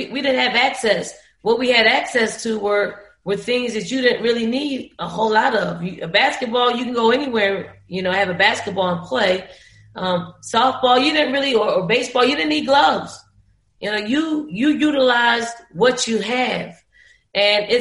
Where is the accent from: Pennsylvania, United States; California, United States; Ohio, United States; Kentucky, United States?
Pennsylvania, United States; Philadelphia; growing up in the Raymond Rosen Projects